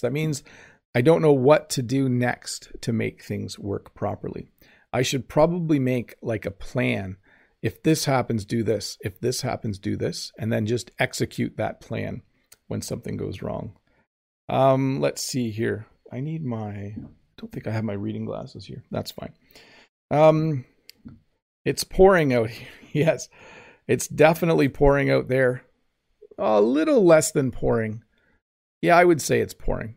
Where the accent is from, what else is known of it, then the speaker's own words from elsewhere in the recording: Canada; I'm Canadian